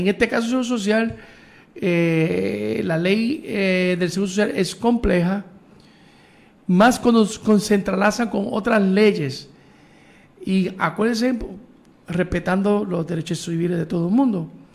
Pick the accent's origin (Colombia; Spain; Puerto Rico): Puerto Rico; nosotros los boricos, pues, lo puedo decir porque somos boricuas